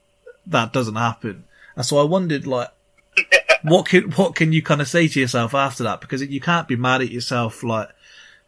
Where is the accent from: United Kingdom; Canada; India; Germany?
United Kingdom; England; I'm English.